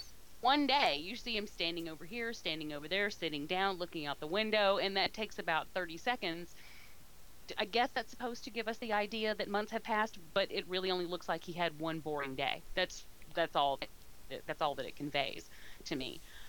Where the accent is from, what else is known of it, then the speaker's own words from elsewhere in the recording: United Kingdom; But I've never heard anyone else. I'm British. I hate to hear them talk.